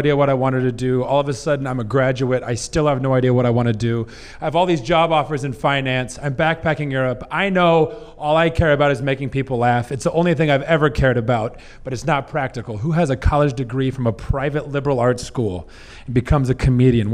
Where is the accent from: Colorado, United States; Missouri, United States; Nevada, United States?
Missouri, United States; South; I grew up in South Missouri in the Bible Belt